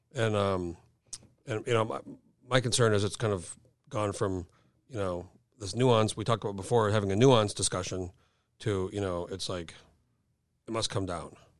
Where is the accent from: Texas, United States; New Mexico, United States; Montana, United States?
New Mexico, United States; I grew up in New Mexico